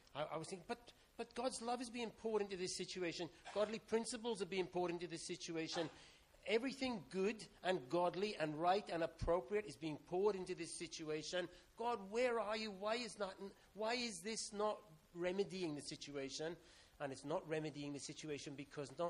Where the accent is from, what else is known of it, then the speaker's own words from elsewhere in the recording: Welsh, Wales, United Kingdom; I'm Welsh